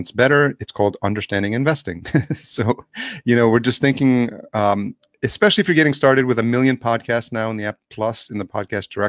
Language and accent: English; New York City, New York, United States; I grew up in New York City